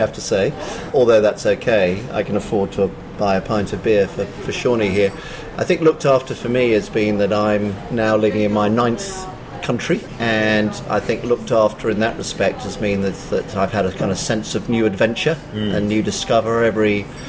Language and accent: English; London, United Kingdom; moved away; I was born in London, based in a famous place called Wimbledon, from a Scottish father and a Swiss-French mother, which means that I'm half Scottish, quarter Swiss, quarter English